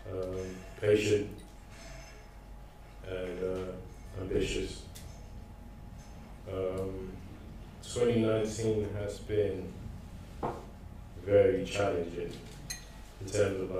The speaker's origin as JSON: {"language": "English", "country": "Ghana", "tie": "born or raised there", "moved": "as an adult", "lives_now": "United Kingdom", "said": "first of all, I was born in Ghana, sorry. Um, and then, um, yeah, done secondary school in Ghana."}